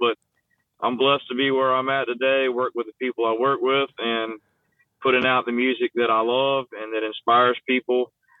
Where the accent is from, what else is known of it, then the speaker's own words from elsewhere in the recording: Southeast Virginia, United States; I was born in Southeast Virginia.